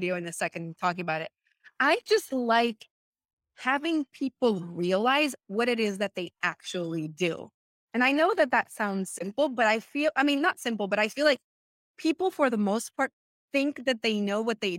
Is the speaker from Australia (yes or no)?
no; Venezuela; English is a second language; moved away as an adult; now in United States; I am from Venezuela. I came to the US in 2015